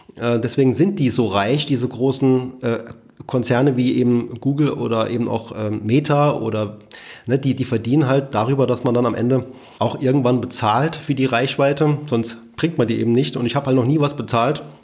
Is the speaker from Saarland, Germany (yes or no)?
yes; Saarland, Germany; also born or lived in Rhineland-Palatinate; Saarland ja, ist so meine Heimat, obwohl ich in, in, in Rheinland-Pfalz geboren worden bin und fühle mich sehr wohl hier